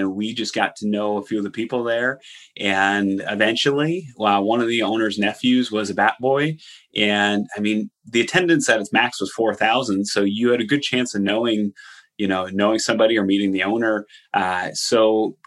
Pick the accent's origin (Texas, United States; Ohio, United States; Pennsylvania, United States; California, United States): Pennsylvania, United States; Allentown; Allentown, my hometown